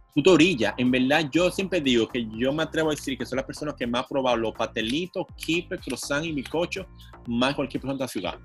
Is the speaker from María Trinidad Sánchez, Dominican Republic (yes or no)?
no; Santo Domingo, Distrito Nacional, Dominican Republic; yo en verdad nací en la Clínica Abreu eh, en el 90 Ahí frente al Parque Universal de Hostos